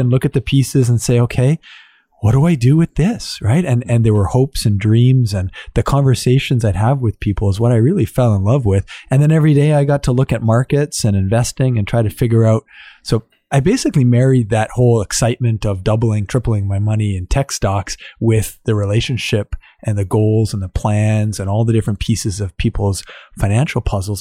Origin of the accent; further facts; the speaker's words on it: Ottawa, Ontario, Canada; I was born and raised here in Ottawa